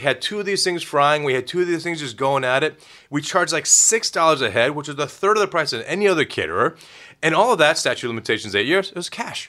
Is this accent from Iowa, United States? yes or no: no; Dayton, Ohio, United States; Dayton, Ohio. Culinary capital of the world.